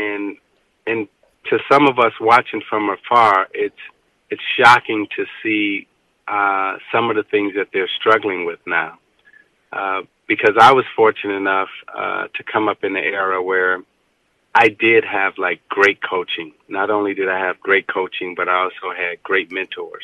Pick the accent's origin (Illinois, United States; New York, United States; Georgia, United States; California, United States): Illinois, United States; Chicago; growing up on the west side of Chicago